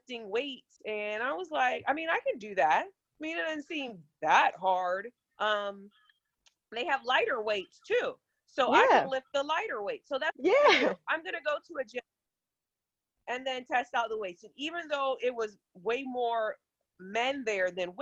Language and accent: English; Virginia Beach, Virginia, United States; I am from Virginia Beach, Virginia